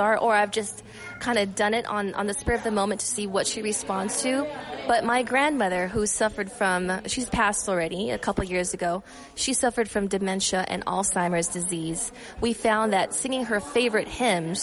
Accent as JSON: {"language": "English", "town": "Las Vegas", "region": "Nevada", "country": "United States", "tie": "born or raised there", "said": "I was born in Vegas."}